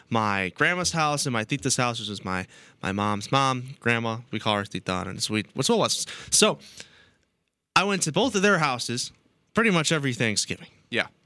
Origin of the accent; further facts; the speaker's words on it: Midwest, United States; we are from the Midwest